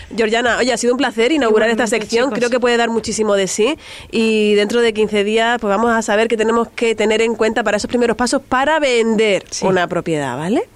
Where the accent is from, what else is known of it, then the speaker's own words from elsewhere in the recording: Spain; accent: canaluz (Canarian-Andalusian mix); also born or lived in Andalusia / Canary Islands; yo tengo el acento cana, canaluz